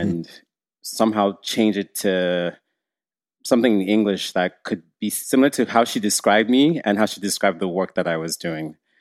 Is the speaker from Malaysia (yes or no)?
no; Nigeria; now in Canada; being a Nigerian who grew up in, in Nigeria